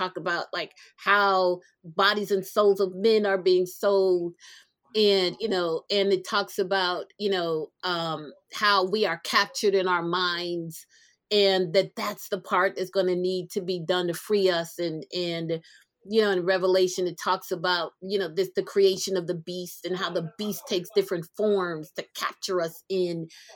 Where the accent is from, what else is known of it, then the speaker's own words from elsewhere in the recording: New Jersey, United States; also born or lived in South America; I grew up in Jersey. Born in South America, grew up in Jersey